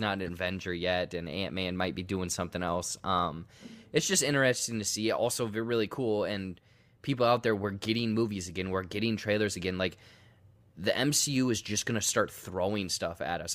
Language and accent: English; United States; I'm American